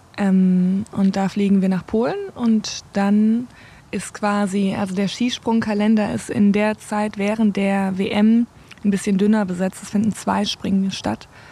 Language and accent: German; Southern Germany, Germany; now in North Rhine-Westphalia, Germany; bei uns, ich komme ja aus dem Süden